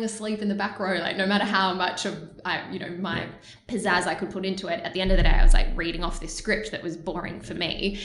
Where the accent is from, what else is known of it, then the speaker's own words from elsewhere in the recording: Melbourne, Victoria, Australia; moved away as an adult; also born or lived in Mornington, Victoria; now in Sydney, Australia; I am from Melbourne originally.